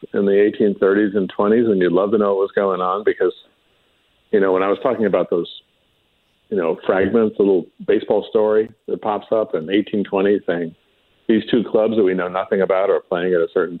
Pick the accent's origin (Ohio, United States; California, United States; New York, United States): New York, United States; I'm a New Yorker